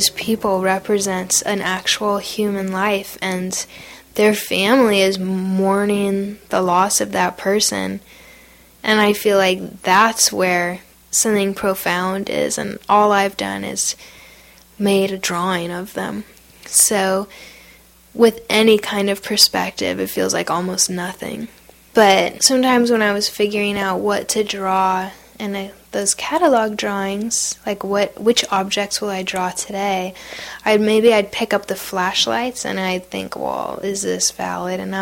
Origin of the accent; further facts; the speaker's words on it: United States; I am not an Iraqi, I'm an American.